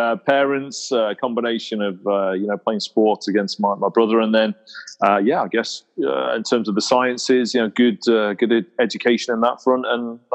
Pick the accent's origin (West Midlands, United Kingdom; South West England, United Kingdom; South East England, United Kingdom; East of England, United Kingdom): West Midlands, United Kingdom; Stoke-on-Trent; I grew up in Stoke-on-Trent, which is in the middle of England